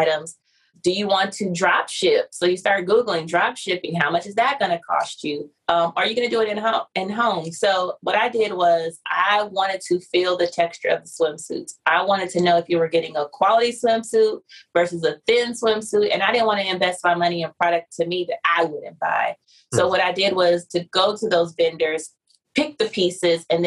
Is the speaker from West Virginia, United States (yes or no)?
no; San Diego, California, United States; I'm from San Diego